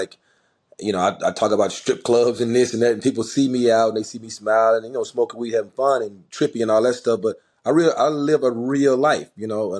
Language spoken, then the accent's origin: English; Memphis, Tennessee, United States; growing up in Memphis